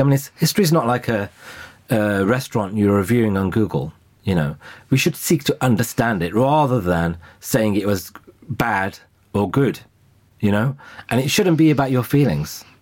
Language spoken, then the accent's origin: English; United Kingdom; I'm British